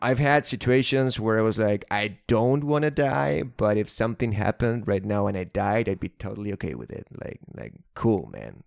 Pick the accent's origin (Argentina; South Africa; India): Argentina; as an Argentinian